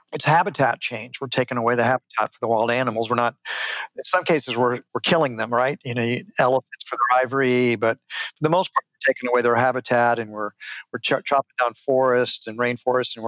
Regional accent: Houston, Texas, United States; when I was just a little boy, I grew up in Houston, Texas

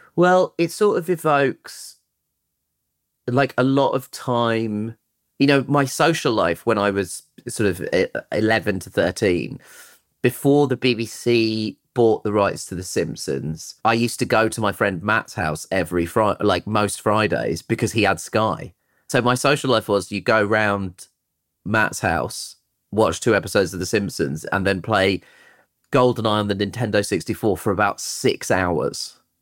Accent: Croydon, London, United Kingdom; also born or lived in Tooting / Brixton / Shepherd's Bush; I was born in Tooting and I grew up in Croydon

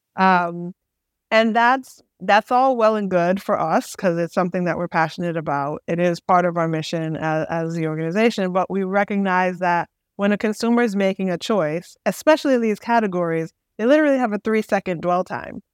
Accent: Boston, Massachusetts, United States; I'm from Boston.

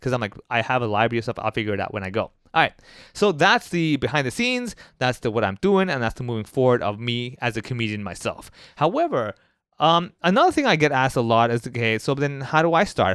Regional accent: Hong Kong; someone like myself who was born and raised in Hong Kong

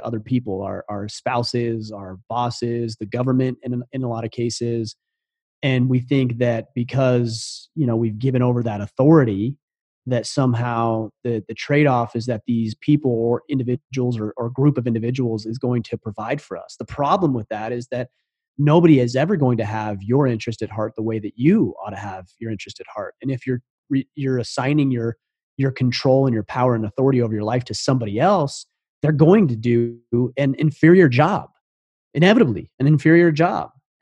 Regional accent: Southern Utah, United States; moved away as an adult; I grew up in Southern Utah.

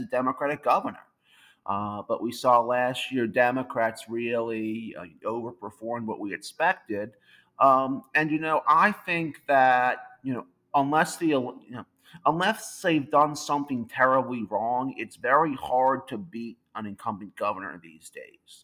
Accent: Louisiana, United States; my home state of Louisiana

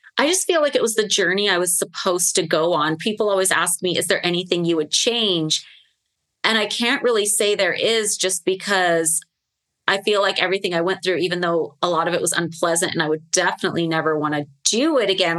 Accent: Las Vegas, Nevada, United States; Vegas is my hometown

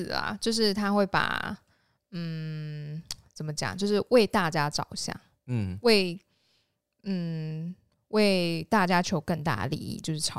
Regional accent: central Taiwan, Taiwan; 没有，我们中部人，中部人

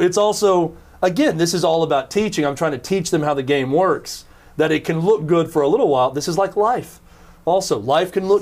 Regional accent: Mount Joy, Pennsylvania, United States; I grew up in Mount Joy Little League

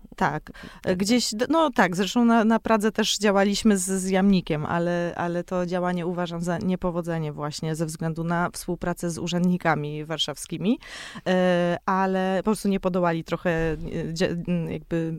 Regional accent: Kałdus, Kuyavian-Pomeranian Voivodeship, Poland; now in Warsaw, Poland; jestem z Kaudusa

